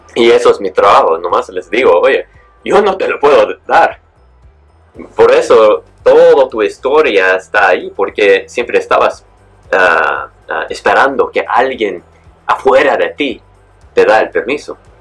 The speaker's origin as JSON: {"language": "Spanish", "town": "San Diego", "region": "California", "country": "United States", "tie": "born or raised there", "also_born_or_lived": "Mexico", "moved": "as an adult", "lives_now": "Bali, Indonesia", "said": "Pues nací en México, y me mudé a los Estados Unidos cuando tenía nomás como 8 o 9 meses. Eh, crecí en, California, en San Diego"}